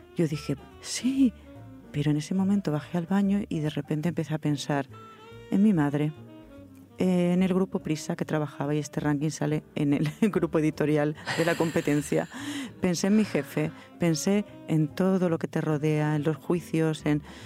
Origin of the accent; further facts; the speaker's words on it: Granada, Andalusia, Spain; now in Madrid, Spain; Yo me, me eduqué, me crié en Granada, eh, en provincias, que no es lo mismo que criarse aquí en Madrid